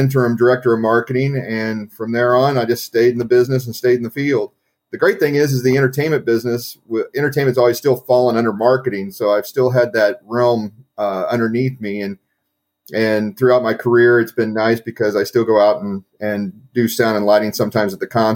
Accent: Kansas City, United States; born and raised in Kansas City

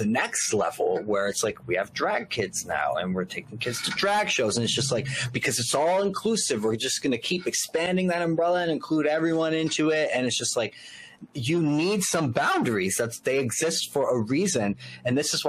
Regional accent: Elizabeth, New Jersey, United States; moved away; From my hometown, by the way, from Elizabeth, New Jersey

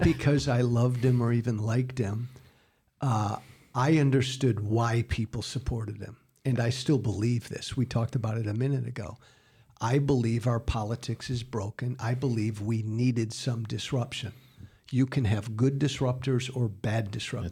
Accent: United States; as an American

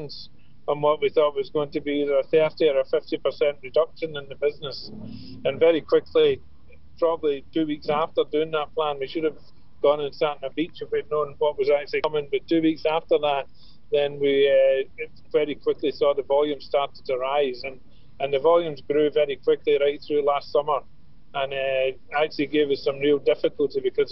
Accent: Glasgow, Scotland, United Kingdom; moved away as an adult; now in Ireland; I'm from Glasgow. I came over for a 2-week holiday to Ireland about 40 years ago.

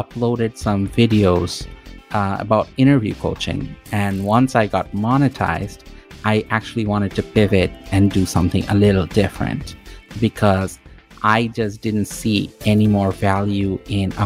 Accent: Toronto, Ontario, Canada; I'm from Toronto, Canada

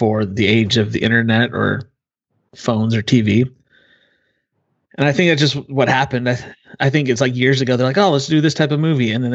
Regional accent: Utah, United States; moved away; I grew up in Utah

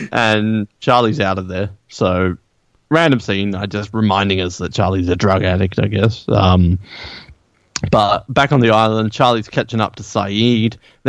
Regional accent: Australia; I'm the only Australian who says Aaron.

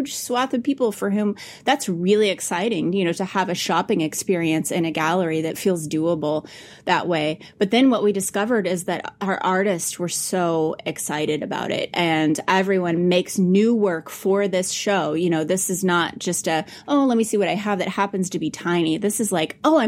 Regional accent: Farmington, Missouri, United States; Farmington, Missouri, which is actually my hometown

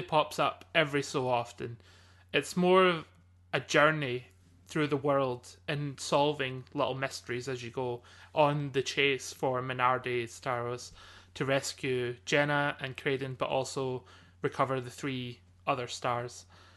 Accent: Scotland, United Kingdom; I am Scottish

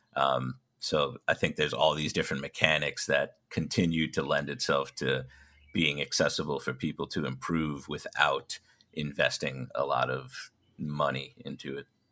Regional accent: New York, United States; I'm from New York

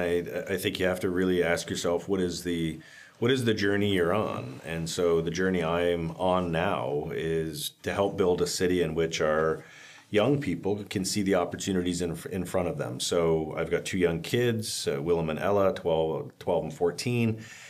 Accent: St. Catharines, Ontario, Canada; So born and raised in St. Catharines, third generation on my dad's side from the Sendzik side, and lived in the North End my whole life, and went to Laurier and then pursued my master's at McGill.

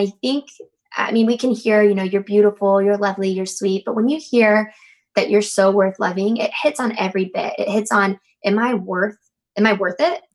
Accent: Habersham County, North Georgia, United States; I grew up in North Georgia, like up in um, ha- like Habersham County, way up North Georgia.

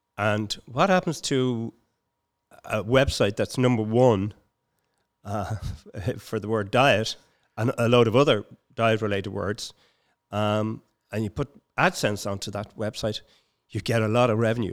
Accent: Dublin, Leinster, Ireland; also born or lived in Palmerstown; I was born in Palmerstown, but I was reared in, uh, Finglas.

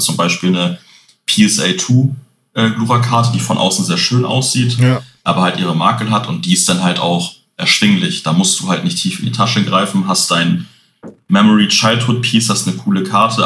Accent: Hamburg, Germany; bin Hamburger Jung, hier geboren, bis jetzt auch da geblieben

